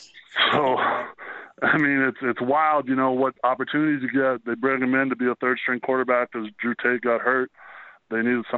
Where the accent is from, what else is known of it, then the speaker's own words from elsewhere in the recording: Canada; as a Canadian